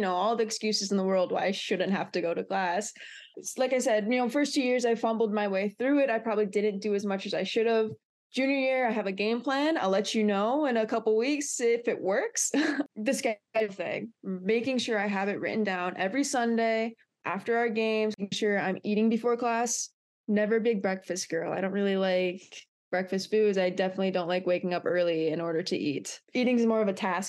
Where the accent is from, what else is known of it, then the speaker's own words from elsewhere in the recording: Brunswick, Ohio, United States; moved away as an adult; also born or lived in Michigan; I'm from Brunswick, Ohio.